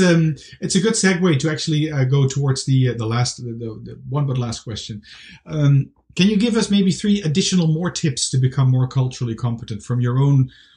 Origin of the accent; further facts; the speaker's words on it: Amsterdam, North Holland, Netherlands; moved away; I'm from Amsterdam, the Netherlands, originally.